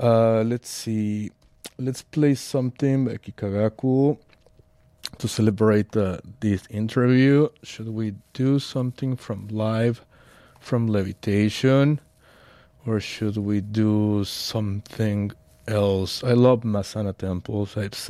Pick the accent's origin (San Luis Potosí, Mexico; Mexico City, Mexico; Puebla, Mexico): Mexico City, Mexico; I'm from Mexico City.